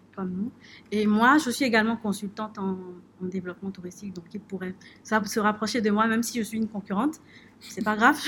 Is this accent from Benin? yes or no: yes; Benin; Nous sommes ambassadeurs du Bénin